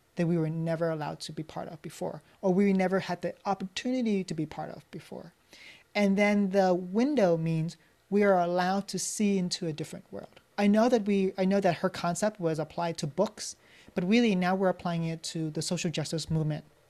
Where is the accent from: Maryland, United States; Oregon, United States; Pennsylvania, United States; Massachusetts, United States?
Pennsylvania, United States; Philadelphia; as a Vietnamese American living in Philadelphia